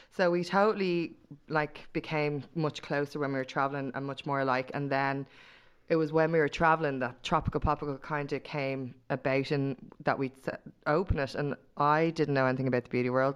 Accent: Dublin, Leinster, Ireland; part of my hometown

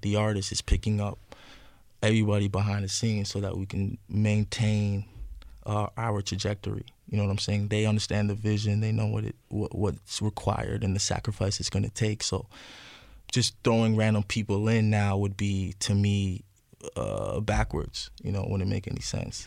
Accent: Ajax, Ontario, Canada; moved away as an adult; also born or lived in Scarborough, Ontario / Parkdale, Toronto; where my mother raised me is Ajax

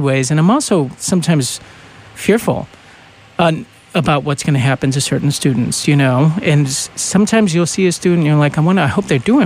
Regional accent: New England, United States; I was brought up in New England

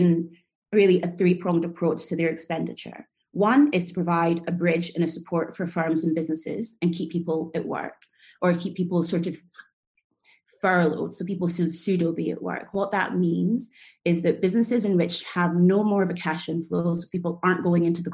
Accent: Scotland, United Kingdom; moved away as an adult; also born or lived in New York; now in London, United Kingdom; I am Scottish

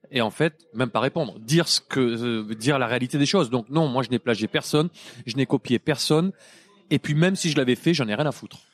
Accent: Montpellier, Occitania, France; notre tour Eiffel à nous à Montpellier

